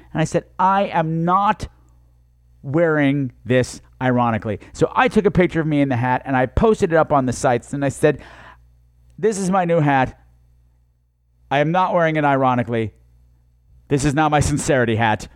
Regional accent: United States; I'm from New York

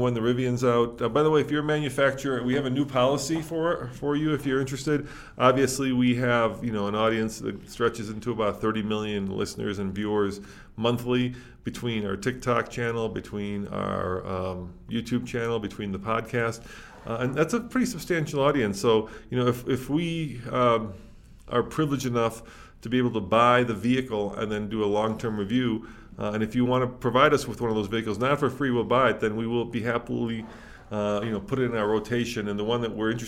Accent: Chicago, Illinois, United States; moved away; I grew up in Chicago

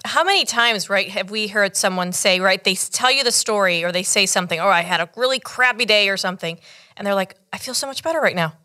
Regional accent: United States; my parents actually came from Cuba in nineteen seventy. I was born here in the States

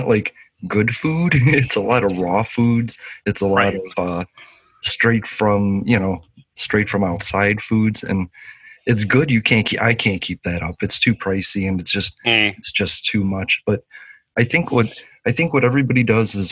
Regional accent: Chicago, Illinois, United States; I'm from Chicago.

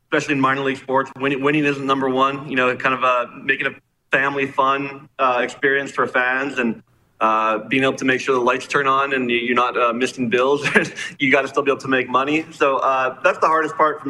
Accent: Regina, Saskatchewan, Canada; as a kid growing up in Regina

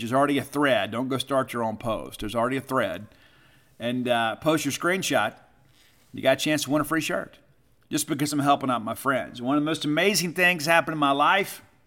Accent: Kent, Mississippi, United States; Kent, Mississippi, my original hometown. I was born in Kent.

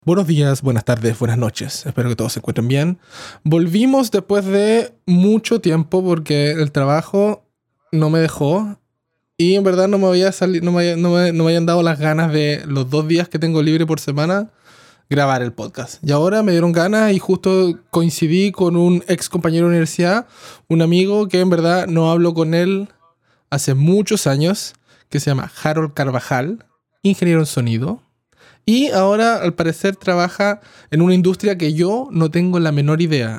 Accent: Coyhaique, Aysén, Chile; soy de pueblo, de Coyhaique

